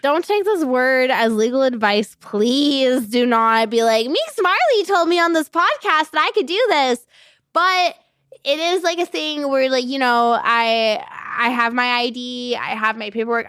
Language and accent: English; Gilbert, Mesa, and Tempe, Arizona, United States; also born or lived in Avondale, Arizona; I mainly grew up on, like, you know, Gilbert, Mesa, and Tempe.